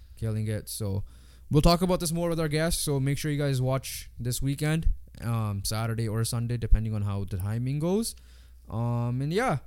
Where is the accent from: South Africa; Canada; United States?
Canada; 'cause we're Canadian